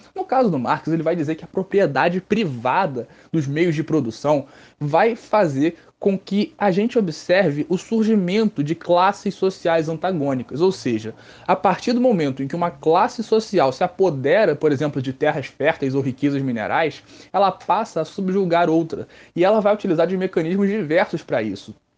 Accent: Rio de Janeiro, Brazil; eu sou do Rio de Janeiro, do estado do Rio de Janeiro, é um pulo para eles chegarem aqui na minha cidade.

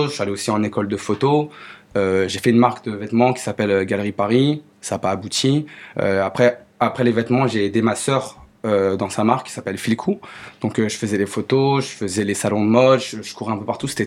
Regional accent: China; je suis chinois, pourquoi pas faire de la cuisine chinoise

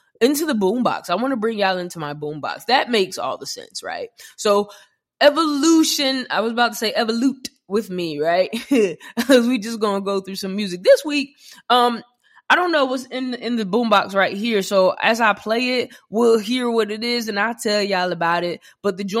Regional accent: New Jersey, United States; I'm from Jersey

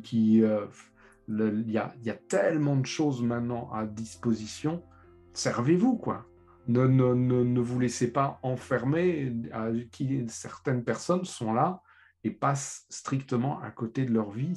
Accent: Lorraine, Grand Est, France; je suis lorrain

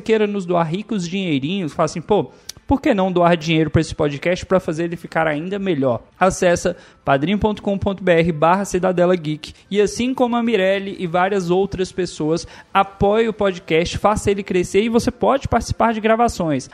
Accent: Luziânia, Goiás, Brazil; Eu cresci na cidade que eu estou, Lusiânia, Goiás.

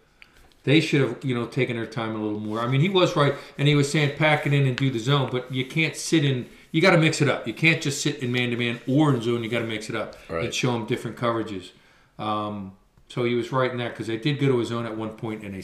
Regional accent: Willow Grove, Pennsylvania, United States; I grew up in Willow Grove.

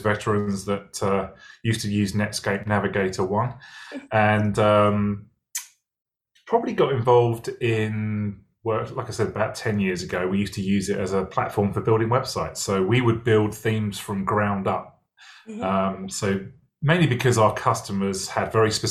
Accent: England, United Kingdom; moved away as an adult; also born or lived in London; now in Atlanta, United States; As you can probably tell from my accent, not originally from the US, originally from England. Came over from London in 2005

